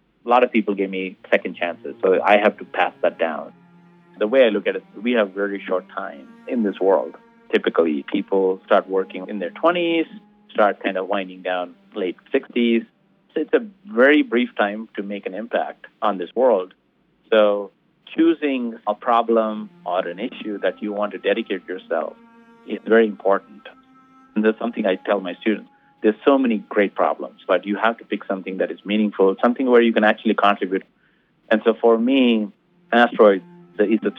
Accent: India; moved away; also born or lived in Tucson, Arizona; being Indian

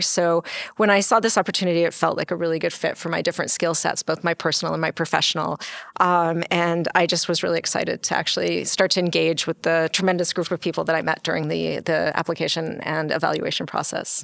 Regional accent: Canada; now in United States; I'm actually Canadian.

